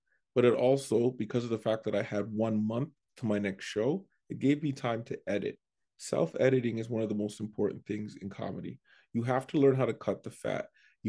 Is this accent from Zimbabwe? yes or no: no; Canada; but because I'm from Canada, they go, all right, we'll give you 5.